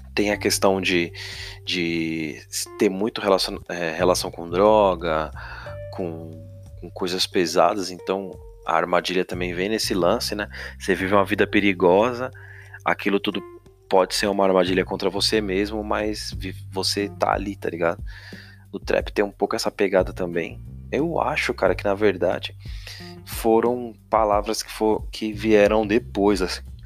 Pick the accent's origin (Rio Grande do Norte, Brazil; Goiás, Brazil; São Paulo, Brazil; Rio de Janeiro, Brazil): São Paulo, Brazil; eu sou de São Paulo